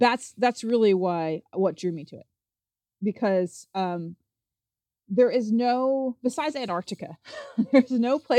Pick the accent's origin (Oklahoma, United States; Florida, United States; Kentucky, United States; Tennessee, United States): Kentucky, United States; Appalachian Mountains; I'm from the Appalachian Mountains in Kentucky, and I grew up, I like to tell people I grew up on a farm on a mountain in the middle of a national